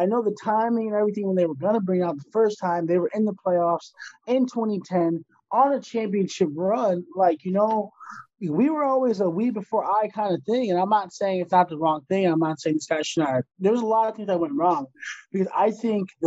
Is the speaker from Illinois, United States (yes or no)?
yes; Chicago, Illinois, United States; We're from Chicago.